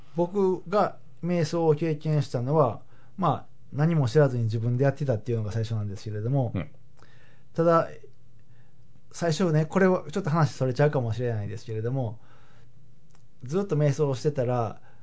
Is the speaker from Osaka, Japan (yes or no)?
yes; Habikino, Osaka, Japan; 僕だったら羽曳野市っていうところで育ったんですけれども